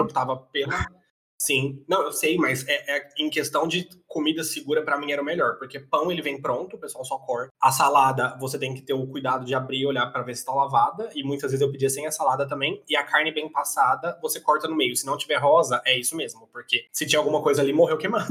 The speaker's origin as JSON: {"language": "Portuguese", "country": "Brazil", "said": "eu sou brasileiro"}